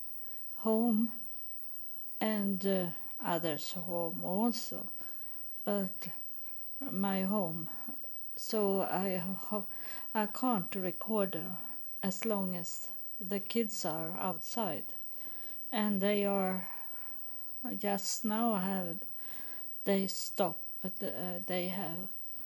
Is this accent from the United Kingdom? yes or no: no; Sweden; English is a second language; also born or lived in United States; I'm born in Sweden. I live in Sweden now